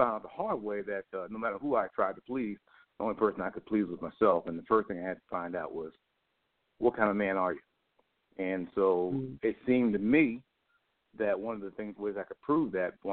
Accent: Copiague, New York, United States; also born or lived in Flushing, Queens, New York / Jamaica, Queens, New York; Where I'm from is Copaig, New York. Copaig, I was born actually in Flushing, Queens.

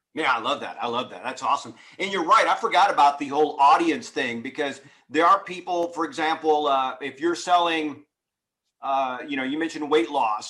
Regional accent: Houston, Texas, United States; I grew up in Houston, Texas

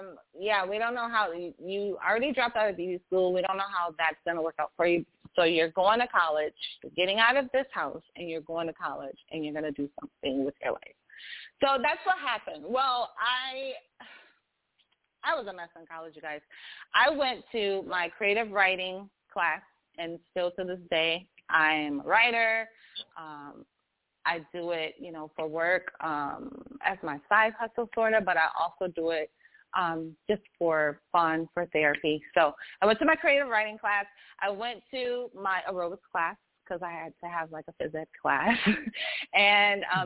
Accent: Michigan, United States; moved away as an adult; also born or lived in North Carolina; I'm from Michigan, and I had to go to North Carolina to the school

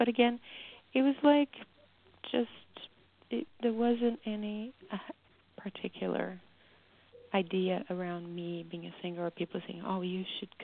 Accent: Brazil; now in United States; I grew up in Brazil, and music plays all day long.

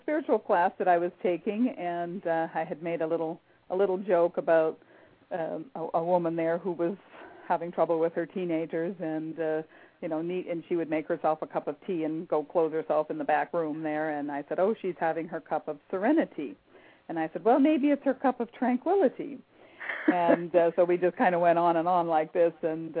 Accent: Canada; now in United States; I grew up in Canada, so I grew up a tea drinker from the time I was a child. And moving to the U.S.

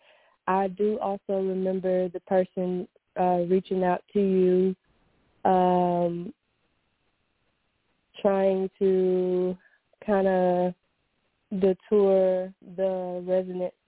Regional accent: Florida, United States; now in Kentucky, United States; I'm originally from Florida

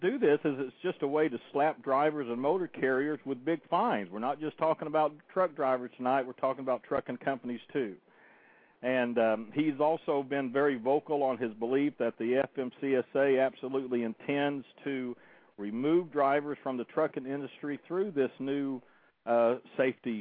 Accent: Oklahoma, United States; now in Citrus County, Florida, United States; my home state of Oklahoma

